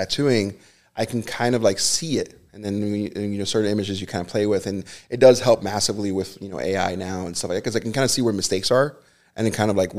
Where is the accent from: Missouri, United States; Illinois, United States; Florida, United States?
Florida, United States; Hialeah; also born or lived in Hollywood, Florida; I was born and raised in Hialeah.